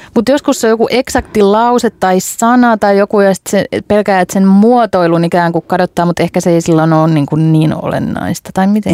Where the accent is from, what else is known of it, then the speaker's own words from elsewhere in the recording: Hämeenlinna, Kanta-Häme, Finland; olen Hämeenlinnasta kotoisin